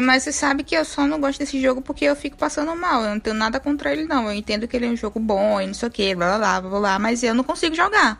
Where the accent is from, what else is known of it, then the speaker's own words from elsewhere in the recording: a town near Salvador, Bahia, Brazil; moved away; Lá na minha cidade não tinha cinema, só tinha cinema em Salvador